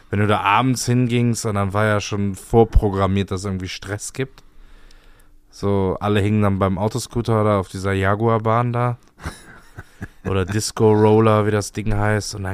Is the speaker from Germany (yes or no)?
yes; Cologne, North Rhine-Westphalia, Germany; soll ich mal sagen, wo ich noch nicht war als Kölner?